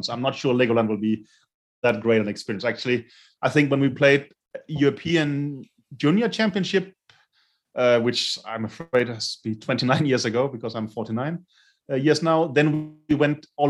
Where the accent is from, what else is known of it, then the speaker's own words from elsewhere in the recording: Denmark; moved away as an adult; now in Lithuania; I get to go to my home country